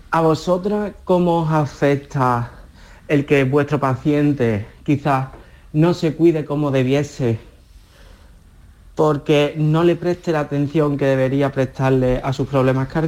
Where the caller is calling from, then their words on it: Seville, Andalusia, Spain; soy de Sevilla.